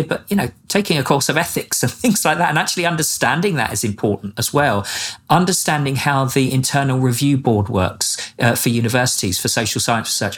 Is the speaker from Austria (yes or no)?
no; England, United Kingdom; moved away as an adult; now in Norman, United States; I'm English